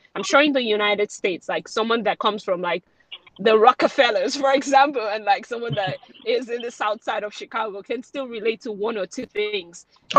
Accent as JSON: {"language": "English", "region": "Lagos", "country": "Nigeria", "tie": "born or raised there", "moved": "as an adult", "lives_now": "Canada", "said": "I was born and brought up in Lagos and then I moved to Canada for film school."}